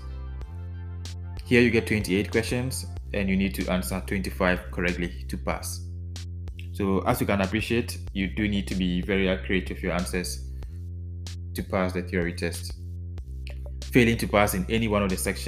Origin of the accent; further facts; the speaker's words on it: Ghana; now in Netherlands; my home country of Ghana